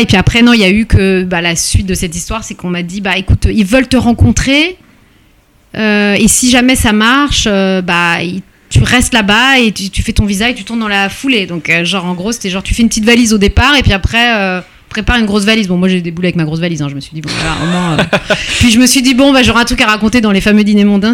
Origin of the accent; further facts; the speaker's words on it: Paris, Île-de-France, France; je suis née à Paris